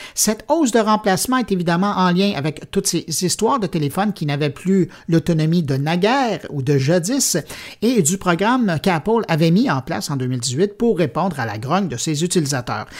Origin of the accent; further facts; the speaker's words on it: Montreal, Quebec, Canada; chez nous à Montréal